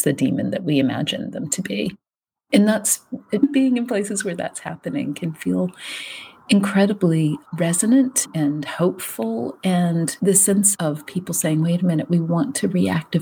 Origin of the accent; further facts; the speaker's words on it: rural Virginia, United States; moved away as an adult; also born or lived in Richmond, Virginia / East London, United Kingdom; now in Virginia, United States; I'm from the States. I'm from rural Virginia.